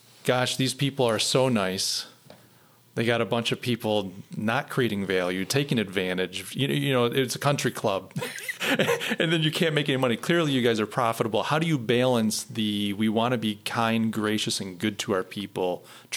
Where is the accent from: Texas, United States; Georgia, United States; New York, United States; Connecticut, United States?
New York, United States; Rochester; I come from Rochester, so Kodak is the big name